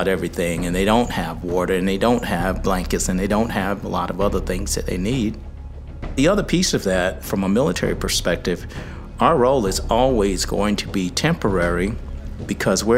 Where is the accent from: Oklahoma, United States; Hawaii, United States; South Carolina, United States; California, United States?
South Carolina, United States; Sumter; I am from Sumter, South Carolina